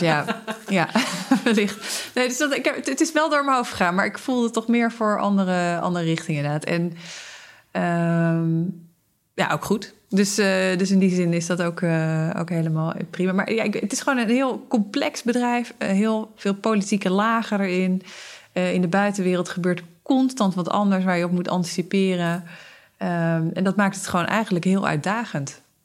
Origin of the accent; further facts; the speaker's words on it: Zeeland, Netherlands; Ik ben opgegroeid in Zeeland